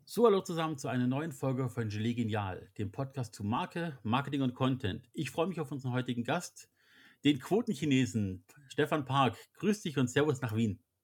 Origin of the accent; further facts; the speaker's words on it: Germany; als wir Deutschen